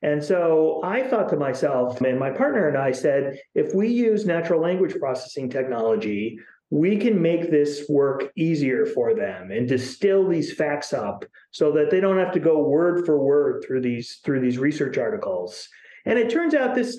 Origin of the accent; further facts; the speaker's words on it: Chicago, Illinois, United States; now in Seattle, United States; I'm from Chicago.